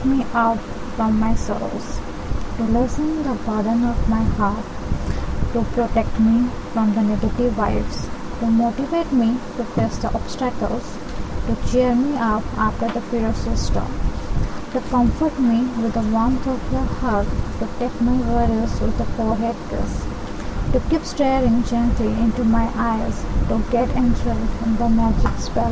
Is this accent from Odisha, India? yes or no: yes; Bhubaneswar, Odisha, India; also born or lived in Kolkata; I am from Bhubaneswar, Odisha